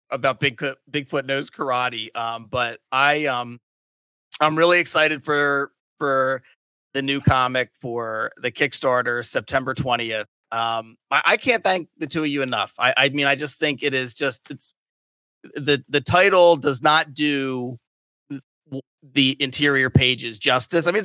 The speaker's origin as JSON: {"language": "English", "area": "Delaware County", "region": "Pennsylvania", "country": "United States", "moved": "as an adult", "lives_now": "Delaware, United States", "said": "I'm not from Delaware. I'm from Delco, which is uh, short that you know Delaware County, Pennsylvania. Um, oh but I uh, I am in Delaware now. I've lived in Delaware for ten years. I work in Delaware"}